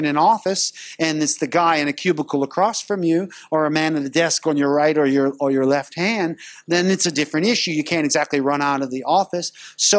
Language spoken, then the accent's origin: English; United States; now in Singapore; I'm from America